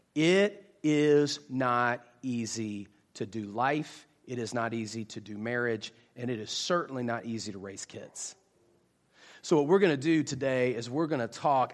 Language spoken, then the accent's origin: English; West Virginia, United States; now in Jacksonville, United States; I am actually originally from West Virginia, but I currently live in Jacksonville, Florida